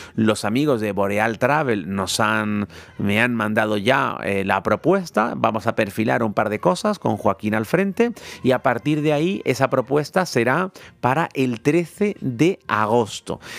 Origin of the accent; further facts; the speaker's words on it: Canary Islands, Spain; Yo que soy canario